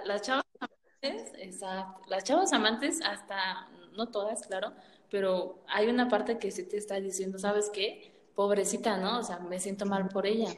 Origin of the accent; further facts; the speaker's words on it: Mexico; nosotros somos de México